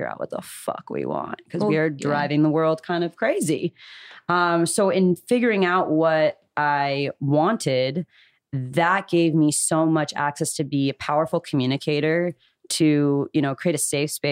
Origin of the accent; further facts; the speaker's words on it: Calabasas, California, United States; I grew up in Calabasas